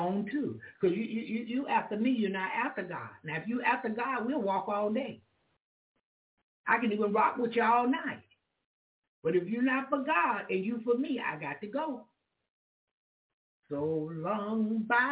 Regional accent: Jacksonville, Florida, United States; That's my hometown, Jacksonville or Florida

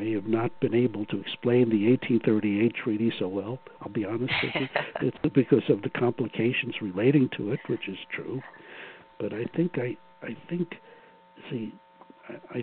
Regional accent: New York City, New York, United States; growing up in Brooklyn

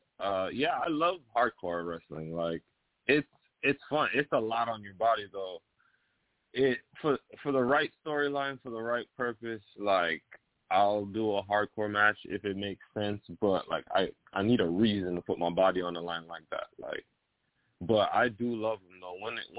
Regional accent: Brooklyn, New York, United States; also born or lived in Belize / South Texas; Well, I'm originally from Brooklyn, New York. That's where I was born. My parents are missionaries, and I did go to high school in Belize.

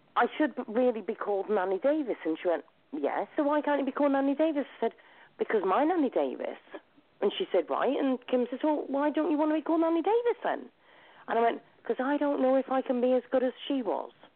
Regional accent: Shrewsbury, West Midlands, United Kingdom; moved away as an adult; also born or lived in New Zealand; I came all the way from New Zealand on my own, all the way back to Shrewsbury

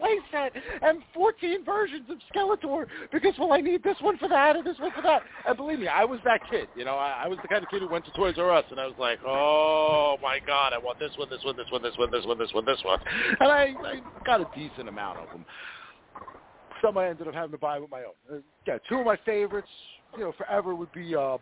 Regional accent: the New York area, United States; like a boy growing up in the New York area.

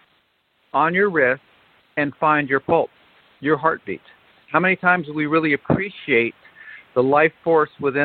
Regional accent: San Francisco Bay Area, California, United States; I was raised in the Bay Area

